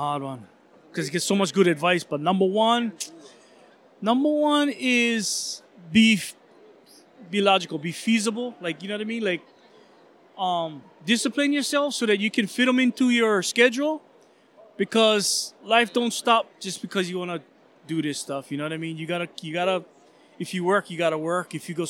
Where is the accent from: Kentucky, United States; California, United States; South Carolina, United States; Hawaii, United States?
Hawaii, United States; we're all local. We're all Hawaiian. We're from Hawaii.